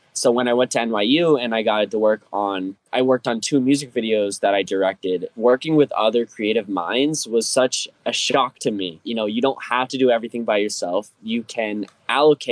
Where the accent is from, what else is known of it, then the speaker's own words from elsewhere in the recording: Fort Collins, Colorado, United States; moved away as an adult; also born or lived in New York; this is my hometown in Fort Collins